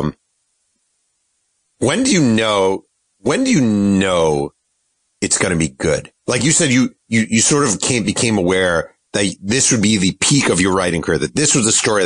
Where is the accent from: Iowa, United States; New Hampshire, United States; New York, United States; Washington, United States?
New York, United States; moved away as an adult; now in Southern California, United States; I'm from New York